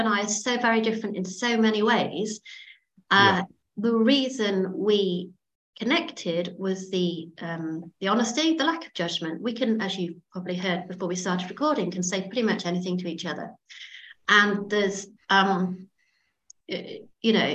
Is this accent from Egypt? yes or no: no; Derbyshire, East Midlands, United Kingdom; I grew up in Derbyshire